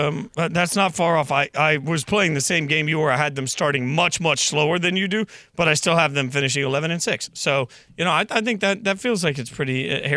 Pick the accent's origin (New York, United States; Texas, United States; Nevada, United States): Nevada, United States; Las Vegas; They happened to move to my hometown.